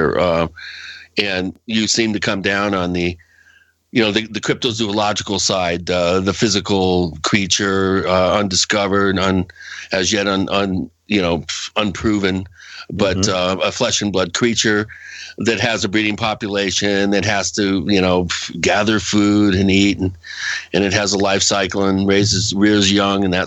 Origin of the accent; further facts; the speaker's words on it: Western Washington, United States; I grew up out there in Western Washington